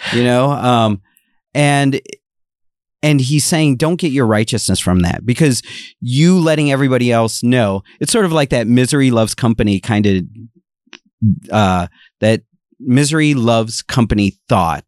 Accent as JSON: {"language": "English", "region": "Ohio", "country": "United States", "moved": "yes", "said": "I am originally from Ohio."}